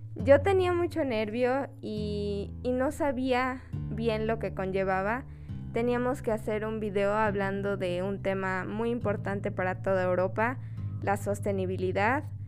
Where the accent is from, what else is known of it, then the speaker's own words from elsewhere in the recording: Mexico; yo, como cualquier mexicana